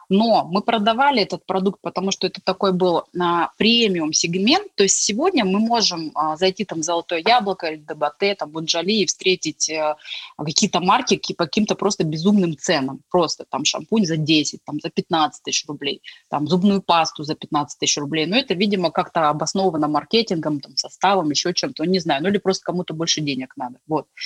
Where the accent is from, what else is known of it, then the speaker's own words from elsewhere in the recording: Tomsk, Tomsk Oblast, Russia; also born or lived in Gorno-Altaysk; Вообще, потому что я приехала из Томска, из Горно-Алтайска, у меня была особая там финансовая там ситуация, допустим.